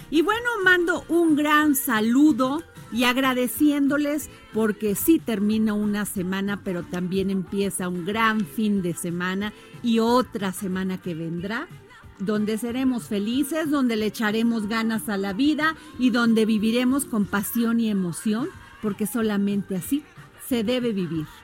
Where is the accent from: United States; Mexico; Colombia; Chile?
Mexico; soy mexicana